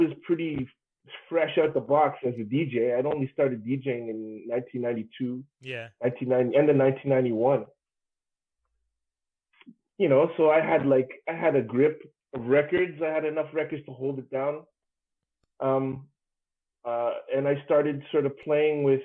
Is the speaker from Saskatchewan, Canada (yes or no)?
no; Toronto, Ontario, Canada; now in Montreal, Canada; I'm from Toronto, right? I came from Toronto